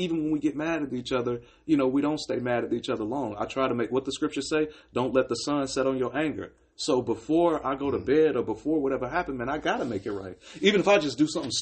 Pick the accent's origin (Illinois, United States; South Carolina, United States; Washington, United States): Illinois, United States; Chicago; I grew up in Chicago